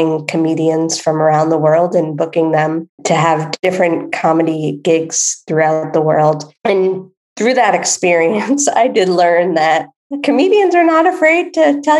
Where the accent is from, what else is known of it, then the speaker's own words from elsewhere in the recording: East Coast of the United States, United States; moved away as an adult; I grew up on the East Coast of the United States, and I had moved to the West Coast.